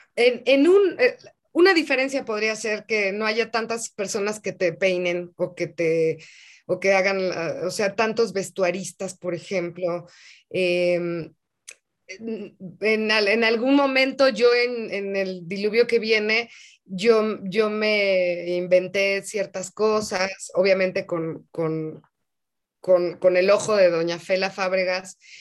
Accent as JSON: {"language": "Spanish", "country": "Mexico", "said": "en mi país"}